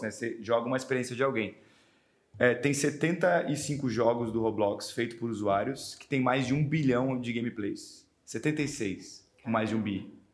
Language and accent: Portuguese; Brazil; como bons brasileiros